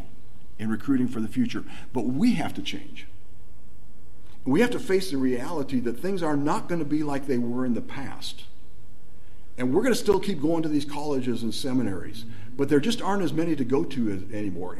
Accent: Nigeria; moved away; I grew up in Nigeria

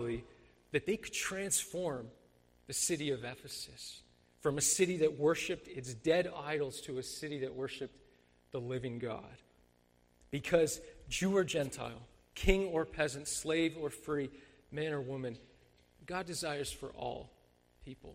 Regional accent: Mississauga, Ontario, Canada; I grew up in Mississauga

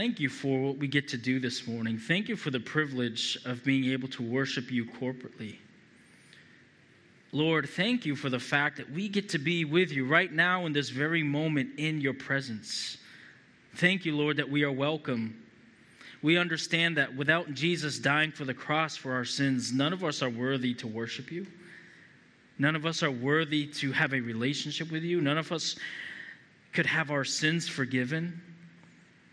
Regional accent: Boston, Massachusetts, United States; I'm from Massachusetts, New England native. Been in Massachusetts my whole life

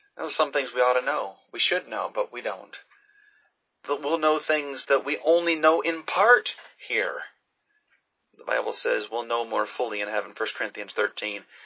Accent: Pensacola, Florida, United States; I grew up in Pensacola

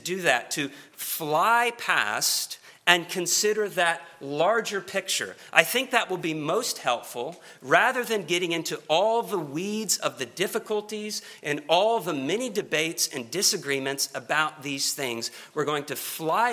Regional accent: Oklahoma City, Oklahoma, United States; now in Kentucky, United States; I'm not from Kentucky, but I'm a native of Oklahoma. And in particular, Oklahoma City.

